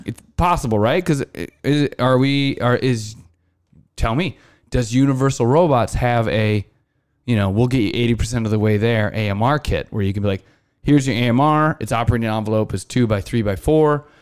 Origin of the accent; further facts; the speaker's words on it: Iowa, United States; growing up in Iowa, I, I spent a couple summers detasseling and corn roguing